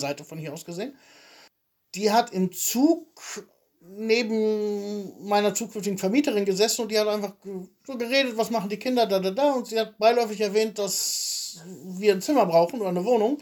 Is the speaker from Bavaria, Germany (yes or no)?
no; Soest, North Rhine-Westphalia, Germany; moved away as an adult; also born or lived in Wilhelmshaven / Jena; now in Draganovo, Bulgaria; ich komme aus Soest